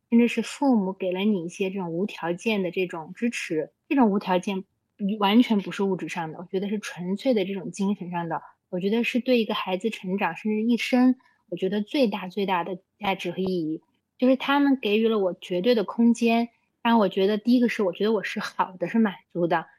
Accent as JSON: {"language": "Chinese", "region": "Xinjiang", "country": "China", "tie": "born or raised there", "also_born_or_lived": "Beijing / United States", "moved": "yes", "lives_now": "Chengdu, China", "said": "我小时候从小在新疆出生，然后在那里长大"}